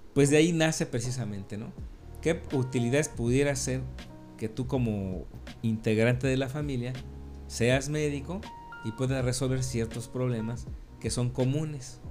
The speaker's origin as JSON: {"language": "Spanish", "region": "Mexico City", "country": "Mexico", "tie": "born or raised there", "also_born_or_lived": "Campeche", "moved": "yes", "said": "mis orígenes vienen desde el Distrito Federal, yo nací en la Ciudad de México en los años sesentas."}